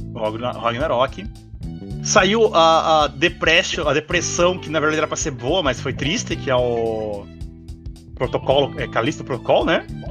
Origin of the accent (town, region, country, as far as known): Brazil